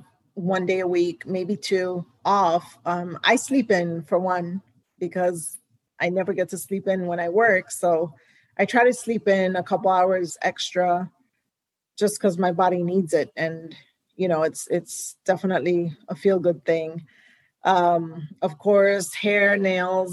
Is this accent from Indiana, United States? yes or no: no; Houston, Texas, United States; also born or lived in New York; Houston is my hometown.